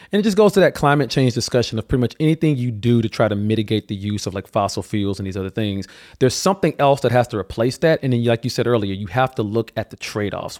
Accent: Alabama, United States; moved away; I was born and raised in Alabama

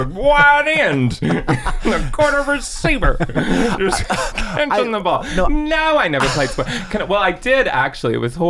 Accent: Oklahoma, United States; growing up in Oklahoma

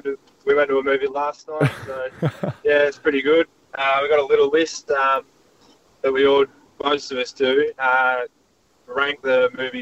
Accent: Wagga Wagga, New South Wales, Australia; also born or lived in Queensland; now in Adelaide, Australia; growing up in Wagga Wagga

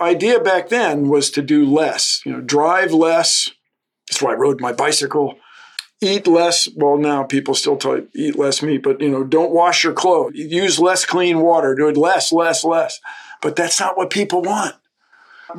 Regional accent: Washington, District of Columbia, United States; moved away; growing up in Washington, having access to the woods

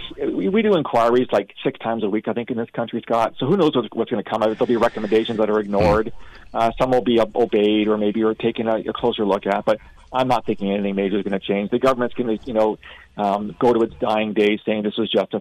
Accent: Canada; a Canadian who believes in the rule of law and democracy

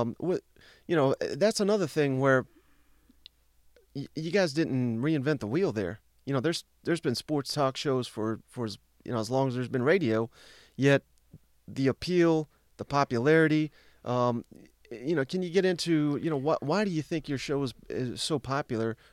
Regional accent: Tennessee, United States; I grew up in Tennessee.

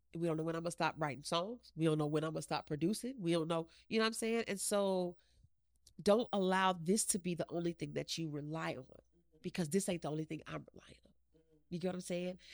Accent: Chesapeake, Virginia, United States; also born or lived in West Haven, Connecticut; I am from Chesapeake, Virginia

